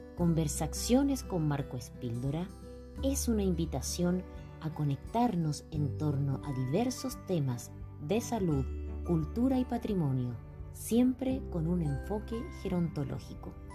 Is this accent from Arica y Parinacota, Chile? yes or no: yes; Guallatire, Arica y Parinacota, Chile; now in Arica, Chile; soy oriunda del pueblo de Guayatire